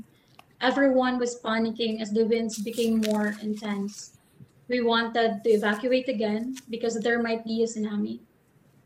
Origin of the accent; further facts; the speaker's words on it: Salcedo, Eastern Visayas, Philippines; I grew up in Materino, Salcedo, Eastern Samar, with fond memories of a happy childhood